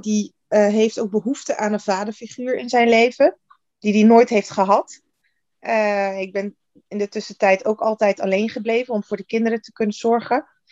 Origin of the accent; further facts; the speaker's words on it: Netherlands; Geboren en getogen in Nederland, 41 jaar